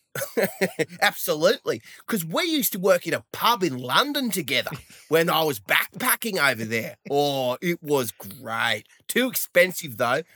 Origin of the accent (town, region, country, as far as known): Australia; accent: Australian